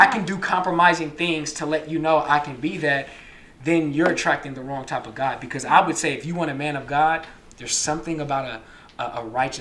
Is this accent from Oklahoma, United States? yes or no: no; Bay Area, California, United States; now in Sacramento, United States; I'm originally from the Bay Area